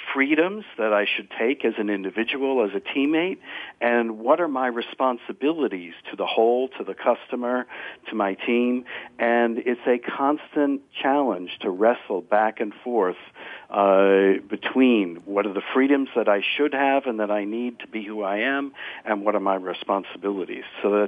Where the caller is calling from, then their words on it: Morristown, New Jersey, United States; Morristown, New Jersey, also almost 10:30 Eastern time.